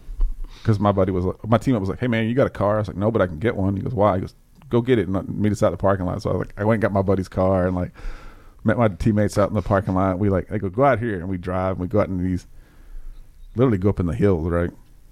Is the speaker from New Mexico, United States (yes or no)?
no; Mayfield, Kentucky, United States; I grew up in Mayfield, so that's Western Kentucky. Went to high school in Central Kentucky, and I went to college in Eastern Kentucky. And I spent 13 years of my life in Eastern Kentucky